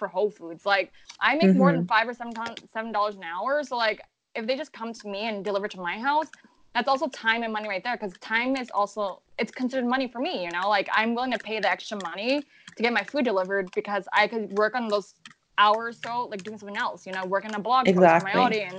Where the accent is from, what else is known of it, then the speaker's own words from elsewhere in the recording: Los Angeles, California, United States; moved away as an adult; also born or lived in San Francisco; now in New York City, United States; I grew up in Los Angeles